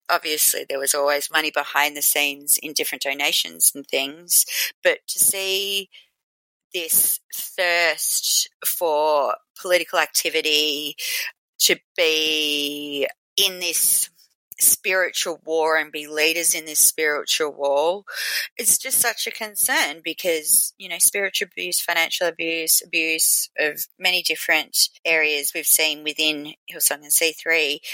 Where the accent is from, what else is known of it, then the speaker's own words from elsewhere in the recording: Australia; I'm from Australia